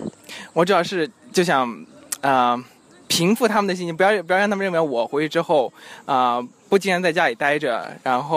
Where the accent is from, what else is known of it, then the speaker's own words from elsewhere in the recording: Jingdezhen, Jiangxi, China; now in Beijing, China; 景德镇。